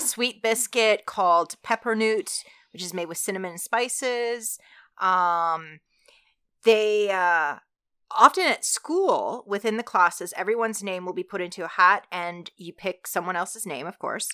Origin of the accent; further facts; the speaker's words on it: Alberta, Canada; I grew up in Alberta